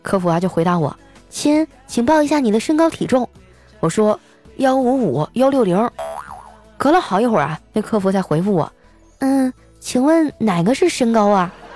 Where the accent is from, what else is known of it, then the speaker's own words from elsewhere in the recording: Qitaihe, Heilongjiang, China; now in Shanghai, China; 我老家的房子也不贵，我老家是七台河嘛，好像我走那年大概是两千多块钱一平，一百平米的房子也就二十多，二十多万